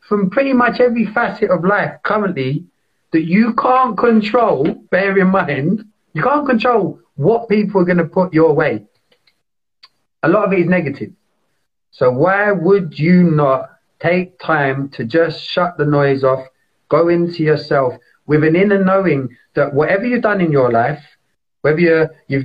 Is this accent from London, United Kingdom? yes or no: yes; London, United Kingdom; I grew up in East London. I love East London